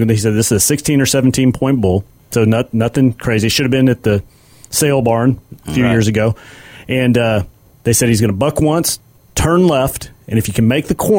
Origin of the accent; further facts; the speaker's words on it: Dallas, Texas, United States; I grew up in South Dallas